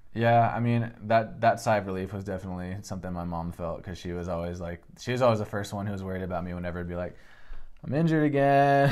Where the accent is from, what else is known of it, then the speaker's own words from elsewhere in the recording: Seattle, Washington, United States; I'm from Seattle, Washington. Uh, kind of grew up there and spent a lot of a lot of my childhood just there